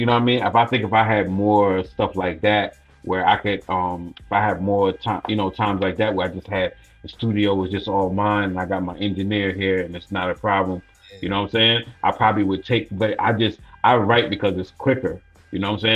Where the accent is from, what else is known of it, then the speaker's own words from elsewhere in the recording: Long Island, New York, United States; also born or lived in Bronx, New York; I grew up in Long Island